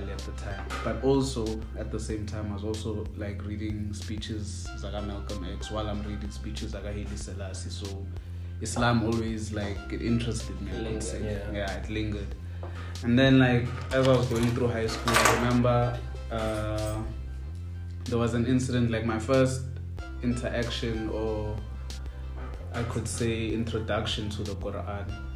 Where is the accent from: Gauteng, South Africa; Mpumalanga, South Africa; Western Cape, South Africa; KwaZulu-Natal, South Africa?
Gauteng, South Africa; Pretoria; I'm from PTA.